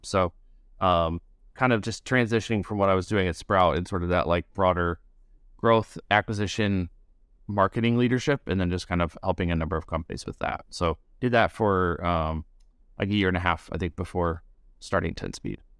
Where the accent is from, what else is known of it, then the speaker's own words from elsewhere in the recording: rural Midwest of the United States, United States; also born or lived in Chicago area; I grew up in, like, a rural area in Midwest of the United States